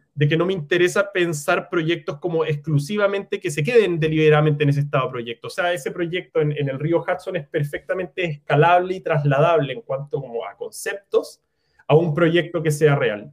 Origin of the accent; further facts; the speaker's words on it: Chile; also born or lived in New York; soy arquitecto chileno